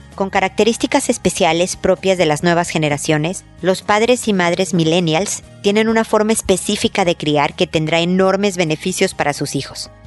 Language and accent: Spanish; Mexico; moved away as an adult; also born or lived in United States; now in Chile; mi sueño es volver a México y envejecer allá porque es mi tierra